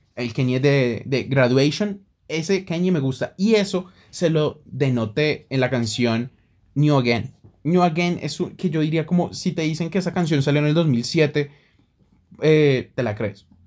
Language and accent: Spanish; Colombia; como colombiano